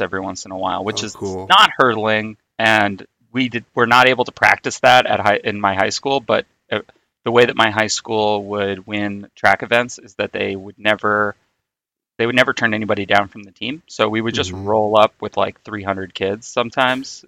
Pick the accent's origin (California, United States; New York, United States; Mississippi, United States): New York, United States; New York City; I grew up in Queens